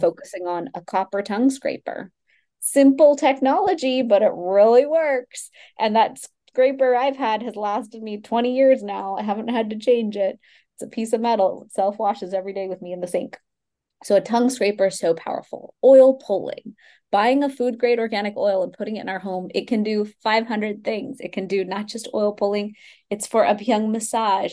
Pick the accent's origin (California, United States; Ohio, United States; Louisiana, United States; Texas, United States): Texas, United States; Houston; I grew up in Houston, Texas, from an, you know, first time immigrant family